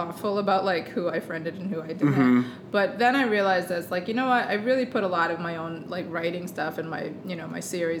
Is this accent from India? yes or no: no; Fairport, New York, United States; I hated growing up in Fairport